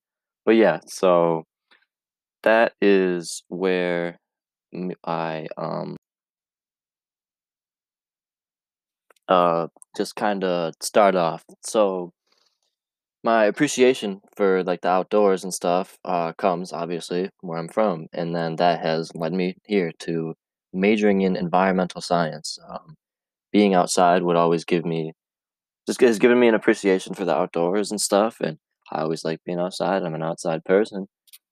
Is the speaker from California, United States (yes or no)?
no; Camden, New York, United States; Where I grew up in Camden, New York. It's 2 hours away from Cayuga. It is near Rome, New York, north of Syracuse, upstate, and grew up in a rural town